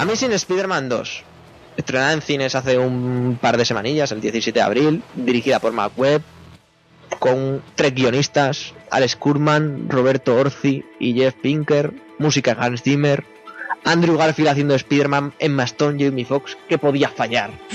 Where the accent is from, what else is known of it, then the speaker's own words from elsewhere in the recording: Zaragoza, Aragon, Spain; los que somos de Zaragoza